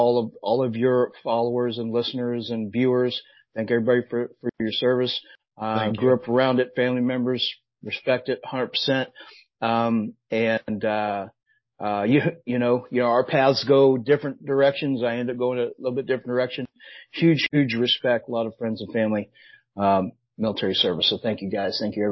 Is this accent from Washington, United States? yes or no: no; Southern Illinois, United States; moved away; I grew up in Southern Illinois, by the way, nowhere near Chicago, all the way down the southern part of the state.